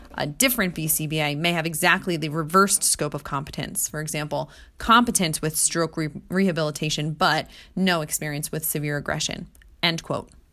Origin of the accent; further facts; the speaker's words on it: Jersey Shore, New Jersey, United States; also born or lived in Hawaii; I was born and raised on the Jersey Shore